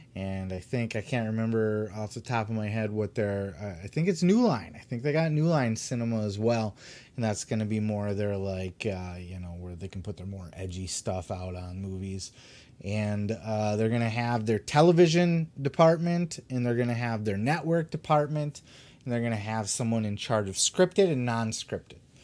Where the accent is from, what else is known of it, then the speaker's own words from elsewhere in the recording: Grand Rapids, Michigan, United States; my home city of Grand Rapids